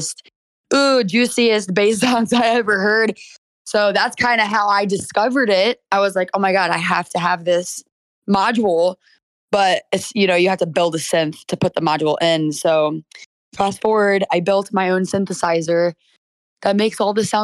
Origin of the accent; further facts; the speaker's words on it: St. Louis, Missouri, United States; also born or lived in Miami, Florida; I'm from St. Louis, Missouri, born and raised